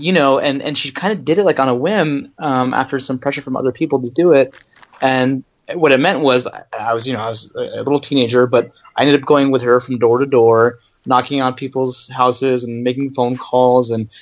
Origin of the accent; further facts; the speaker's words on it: Northern Virginia, United States; also born or lived in Maryland; I was born in Maryland. I grew up in Northern Virginia